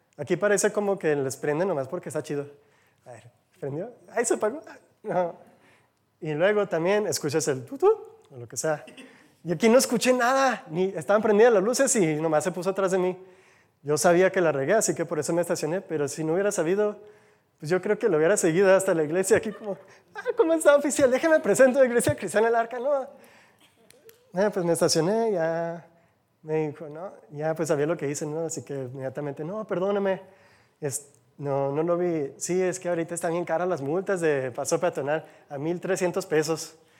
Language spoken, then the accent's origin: Spanish; United States; Spanish is a second language; now in Mexico; Soy de Gringolandia, como dicen, del otro lado del charco.